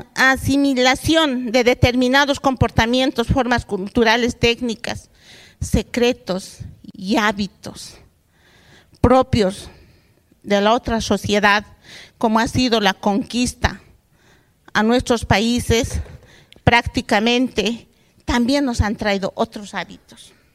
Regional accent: Bolivia; Antes en mi país no podíamos entrar a la universidad

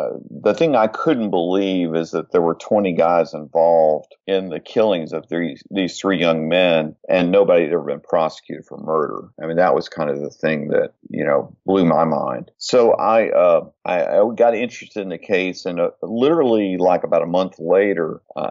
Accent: Texarkana, Texas, United States; when I was five, we returned to his hometown, which is Texarkana, and that's where I grew up

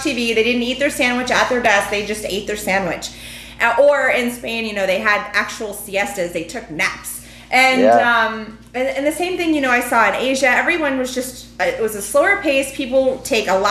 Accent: New York City, New York, United States; moved away; also born or lived in Europe; I'm from New York City originally

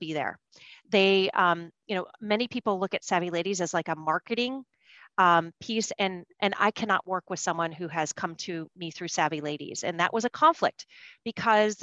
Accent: Michigan, United States; now in New York, United States; where I grew up in Michigan, we grew our own food

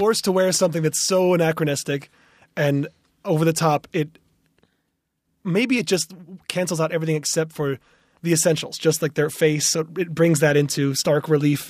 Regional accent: Ann Arbor, Michigan, United States; my hometown of Ann Arbor

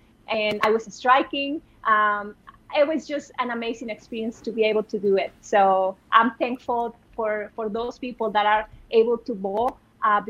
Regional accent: Monterrey, Nuevo León, Mexico; I am in my hometown in Monterey

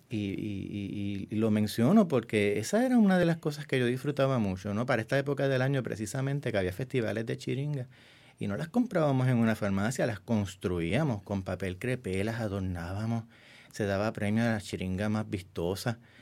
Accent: San Germán, Puerto Rico; moved away; also born or lived in San Juan / New York; Nací en el pueblo de San Germán, en el oeste de Puerto Rico

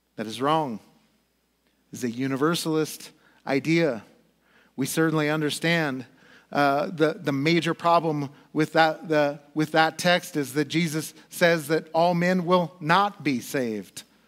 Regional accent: United States; as an American

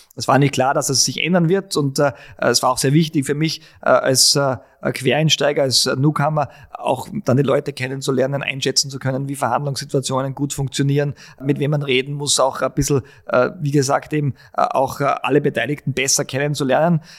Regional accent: Altenmarkt im Pongau, Salzburg, Austria; moved away as an adult; also born or lived in Innsbruck; now in Vienna, Austria; bin in Altmarkt Sachensee aufgewachsen

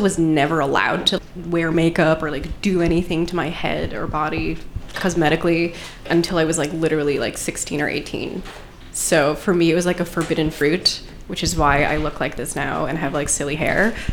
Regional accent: Long Island, New York, United States; grew up on Long Island

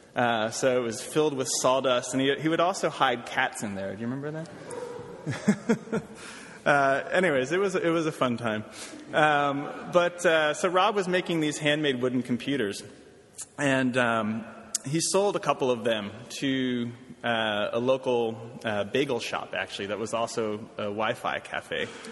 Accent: Washington, District of Columbia, United States; moved away as an adult; also born or lived in Brooklyn, New York / Oberlin, Ohio; now in New York, United States; I'm from Washington, D.C. originally

